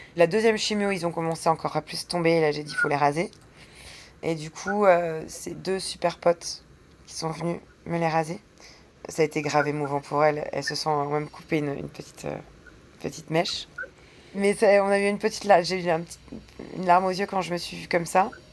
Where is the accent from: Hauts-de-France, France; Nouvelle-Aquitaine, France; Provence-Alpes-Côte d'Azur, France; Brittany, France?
Hauts-de-France, France; the Nord; moved away; je suis du Nord